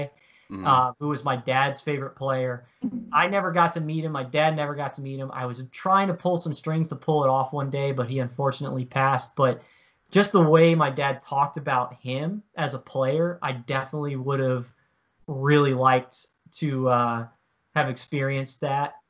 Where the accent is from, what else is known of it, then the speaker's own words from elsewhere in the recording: Virginia, United States; I grew up in Virginia